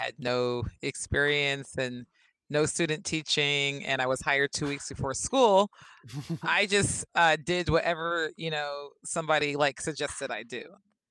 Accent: Berkeley, California, United States; now in Arizona, United States; I'm from Berkeley, California.

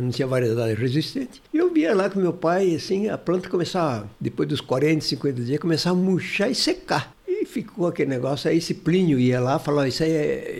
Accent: Martinópolis, São Paulo, Brazil; Eu nasci em Martinópolis, perto do Presidente Prudente ali

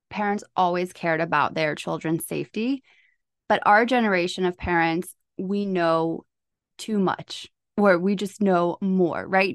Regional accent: Charlotte, North Carolina, United States; I am from North Carolina here in Charlotte

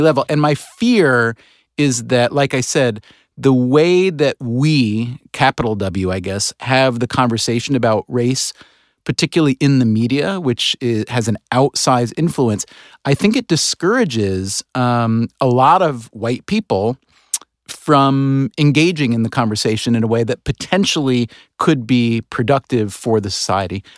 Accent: United States; in this country, as an American, in, as a white American

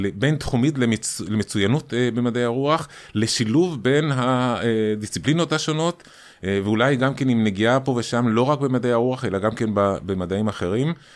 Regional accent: Chile; born or raised there; moved away as an adult; now in Israel

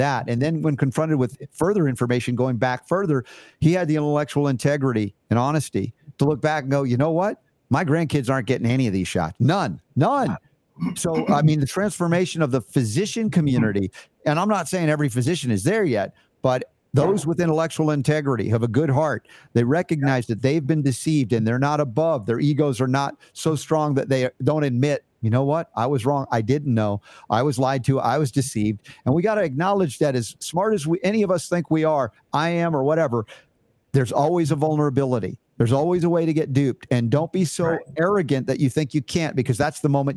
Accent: United States; as an American

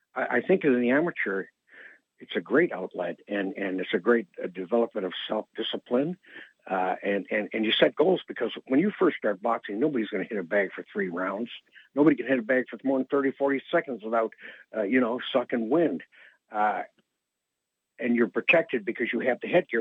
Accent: Detroit, Michigan, United States; moved away; also born or lived in Windsor, Canada / Toronto, Canada; I was born in Windsor, but I pretty much grew up in Detroit

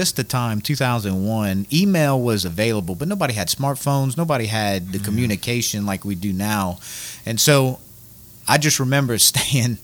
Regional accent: Scott, Louisiana, United States; I went to Acadiana High. And so I'm from Scott, went to Acadiana High, went to Scott Middle

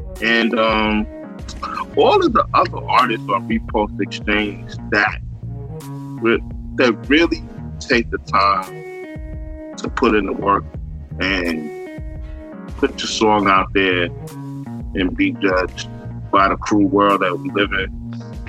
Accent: New York City, New York, United States; I'm from the Bronx, New York, the birthplace

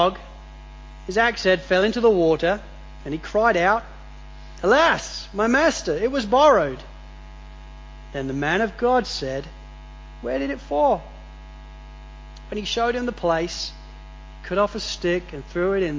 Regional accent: England, United Kingdom; now in Australia; growing up in England

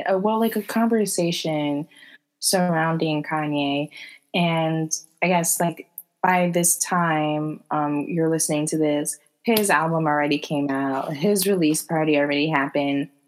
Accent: Bronx, New York, United States; I'm from the Bronx.

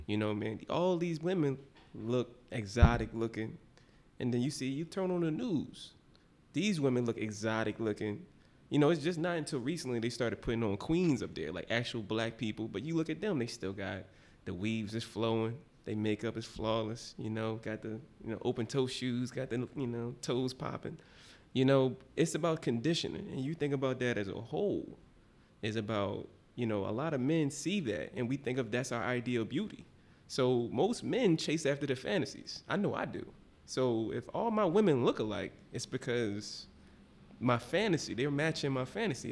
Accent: Philadelphia, Pennsylvania, United States; I'm from the bottom, West Philly.

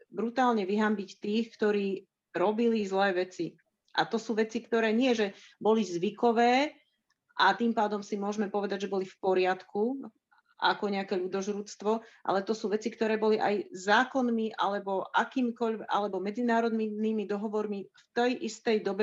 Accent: Slovakia; Narodila som sa v socialistickom, v komunistickom Československu

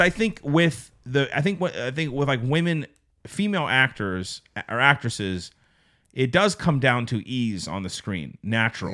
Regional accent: Pittsburgh, Pennsylvania, United States; growing up in the Pittsburgh area

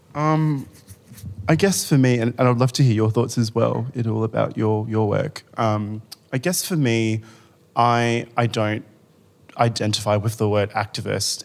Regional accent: Rockingham, Western Australia, Australia; now in Melbourne, Australia; I grew up in Rockingham in Western Australia, which is a really small beach town.

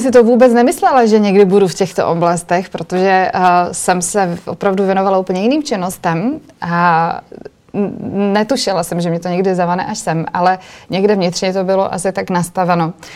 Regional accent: Moravia, Czechia; also born or lived in Brno; ve Vyškově u nás na Moravě

